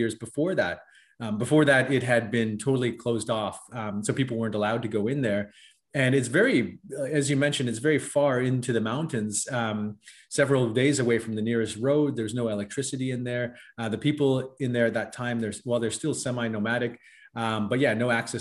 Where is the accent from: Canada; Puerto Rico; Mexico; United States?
Canada; West Coast of Canada, British Columbia; I was born and raised on the West Coast of Canada